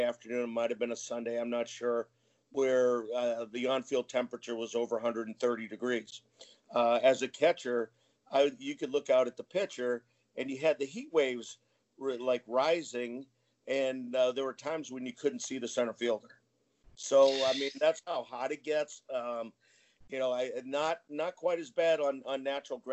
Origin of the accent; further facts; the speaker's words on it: New Hampshire, United States; I grew up in New Hampshire.